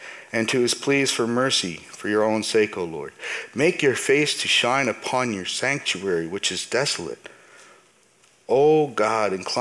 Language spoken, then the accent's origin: English; Canada; I was born and raised in Canada. Canada is where I'm from, and so I consider Canada my home.